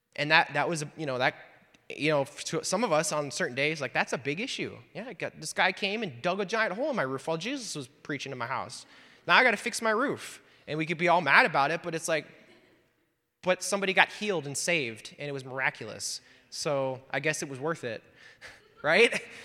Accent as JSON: {"language": "English", "region": "Wisconsin", "country": "United States", "moved": "yes", "said": "I'm from Wisconsin originally."}